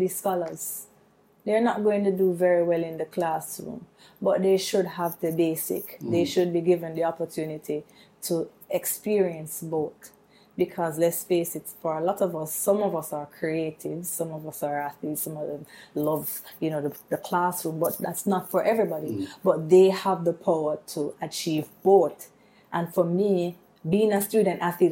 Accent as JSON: {"language": "English", "town": "Kingston", "country": "Jamaica", "said": "I'm from Waterhouse, which is in Kingston"}